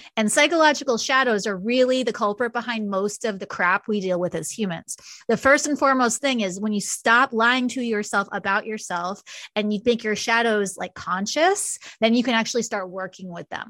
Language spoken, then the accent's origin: English; New York, United States; now in Kansas City, United States; I'm from New York originally